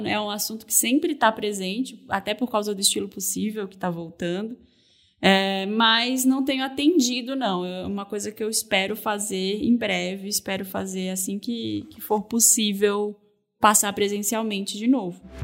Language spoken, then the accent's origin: Portuguese; North Region, Brazil; moved away; sou do norte do Brasil, né? Eu sou mulher, eu, eu cheguei aqui sem conhecer ninguém.